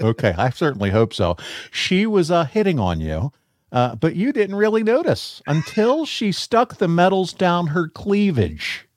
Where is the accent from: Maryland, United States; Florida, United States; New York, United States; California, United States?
Maryland, United States; Baltimore area; I grew up outside of the Baltimore area